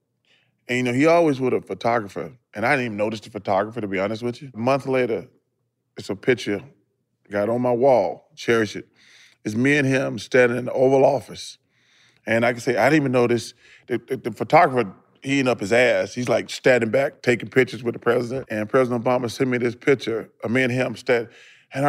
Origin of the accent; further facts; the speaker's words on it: Leeds, Alabama, United States; because my hometown only got a couple thousand people. Mm-hmm. I'm from Leeds, Alabama.